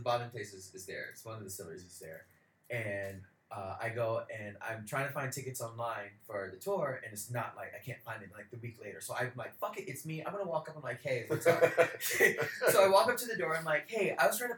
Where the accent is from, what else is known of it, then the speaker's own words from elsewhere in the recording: United States; now in Sweden; I'm American, but I live in Sweden